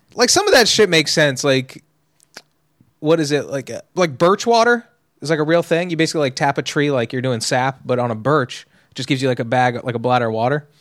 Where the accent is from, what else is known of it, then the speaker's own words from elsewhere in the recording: Los Angeles area, California, United States; I've been in L A my whole life